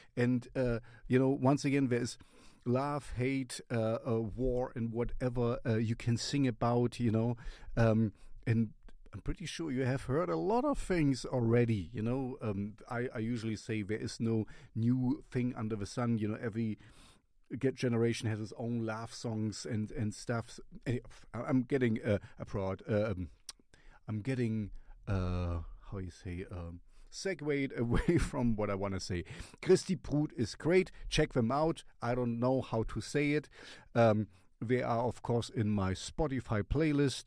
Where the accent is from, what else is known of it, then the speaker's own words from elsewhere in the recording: Germany; first language German; English is a second language; this is my mother tongue in my fatherland